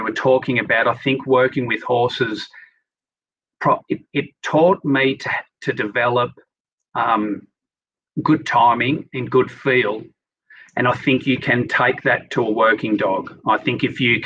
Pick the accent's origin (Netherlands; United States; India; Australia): Australia; Sydney, New South Wales; I grew up in Sydney, no real interaction with animals